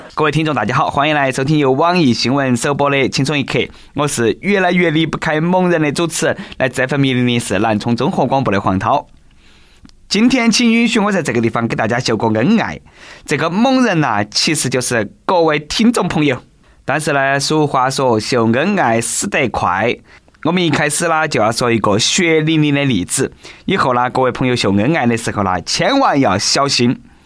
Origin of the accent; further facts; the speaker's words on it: China; accent: Sichuanese; 我们中国人的收入很高